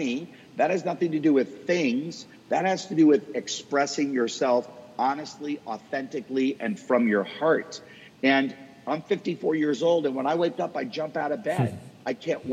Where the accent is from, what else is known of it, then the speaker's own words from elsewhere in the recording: Boston, Massachusetts, United States; now in Dallas, United States; Boston, where I'm from. So that's my hometown. I live in Dallas now